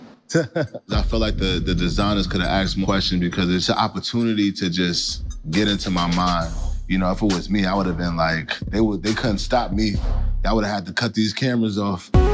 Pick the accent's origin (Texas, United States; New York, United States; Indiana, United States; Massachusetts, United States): New York, United States; New York City; I'm from Harlem, New York, where we mix the street culture with the upscale